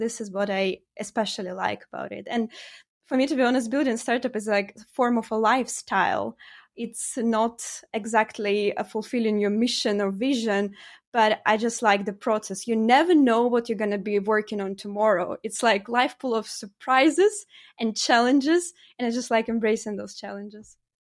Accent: Ukraine; moved away as an adult; also born or lived in Poland; now in Norway; originally I'm from Ukraine, uh, and, uh, basically I studied my study there. I've been brought up there.

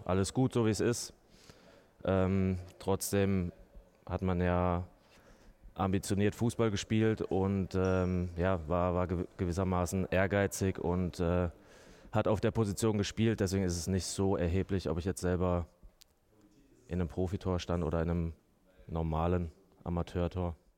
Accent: Mannheim, Baden-Württemberg, Germany; moved away as an adult; now in Nuremberg, Germany; Ich komme ja aus Mannheim ähm, oder bin dort ähm, größtenteils aufgewachsen

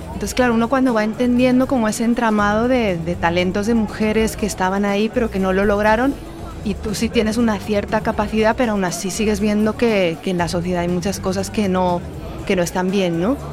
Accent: Spain; moved away as an adult; now in Colombia; creciendo en una sociedad como la española

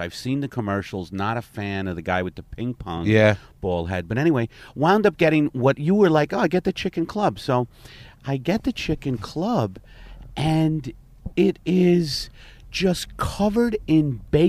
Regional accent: Brooklyn, New York, United States; I grew up in Brooklyn, my mother died alone, was it my fault?

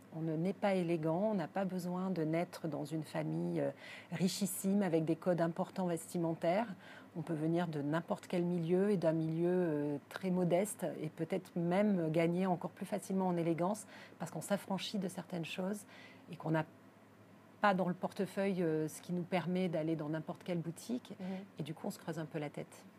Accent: Arcachon, Nouvelle-Aquitaine, France; now in Paris, France; je suis née à Arcachon, hein, ma famille, je ne suis pas parisienne de naissance, ma, ma famille est de Gujan-Mestras, à côté d'Arcachon.

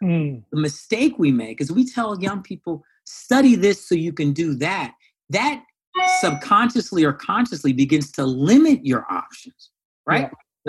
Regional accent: California, United States; also born or lived in Iowa; I was born there. Eventually, my parents split up, moved out to California, the Bay Area, and then Sacramento, et cetera.

